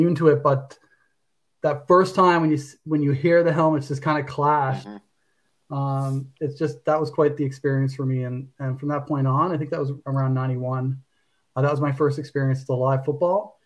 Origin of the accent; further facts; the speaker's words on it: St. John's, Newfoundland and Labrador, Canada; moved away; also born or lived in Calgary; I lived just on the outskirts of St. John's, which is a small community called Kilbride